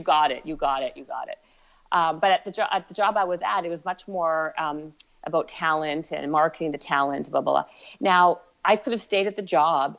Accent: Canada; also born or lived in Ottawa, Canada / Winnipeg, Canada / Toronto, Canada; I was born in Ottawa and then I moved to Winnipeg and then Toronto

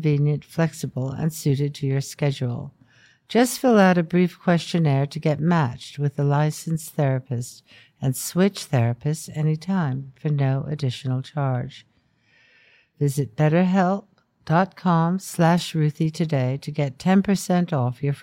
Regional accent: United States; I'm American

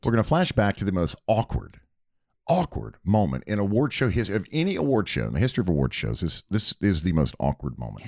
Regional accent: Hickory, North Carolina, United States; I'm from Hickory, North Carolina

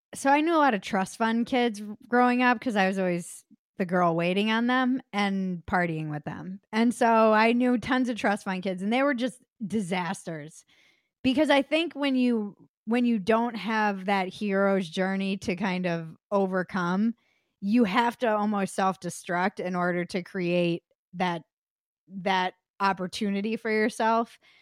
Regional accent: United States

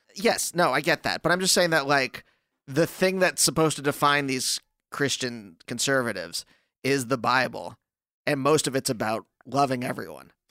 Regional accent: Pennsylvania, United States; I grew up in Pennsylvania

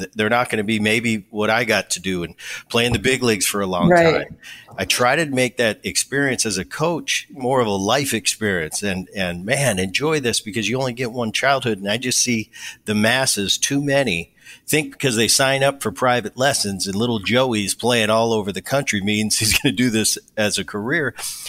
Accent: New Jersey, United States; I grew up in Jersey as a young kid.

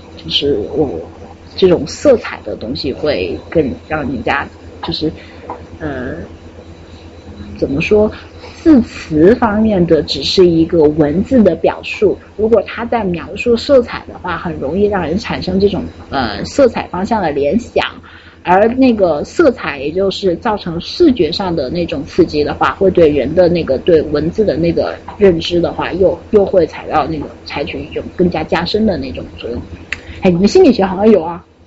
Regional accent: Wuhan, Hubei, China; 作为土生土长的湖北武汉人

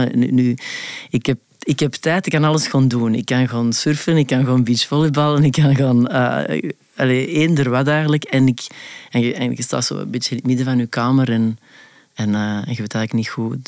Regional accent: Antwerp, Flanders, Belgium; accent: Antwerps; moved away; moet ik mijn, mijn Antwerps verbergen

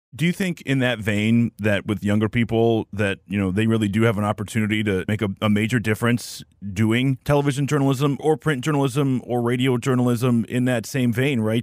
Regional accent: northern Macomb County, Michigan, United States; also born or lived in Royal Oak, Michigan; I am a native of the area. I was born in Royal Oak in nineteen eighty-five, and I grew up in northern Macomb County

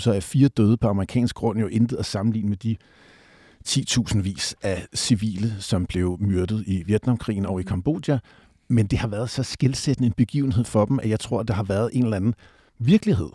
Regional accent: Southwest Jutland, Southern Denmark, Denmark; nu er jeg vokset op nede på Sydvestjylland

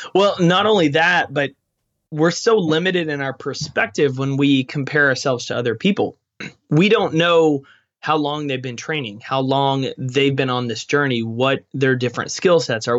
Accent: East Texas, United States; I grew up in East Texas

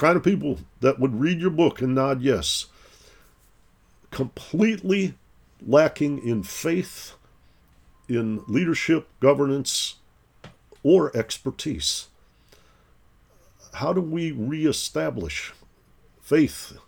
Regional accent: Detroit, Michigan, United States; moved away; also born or lived in East Coast; I grew up in Detroit, Michigan

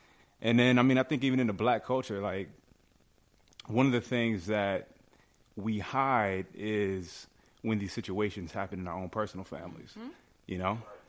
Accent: Kansas City, Missouri, United States; moved away; I'm originally from Kansas City, Missouri.

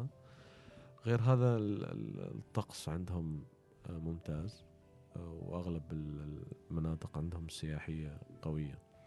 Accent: Oman

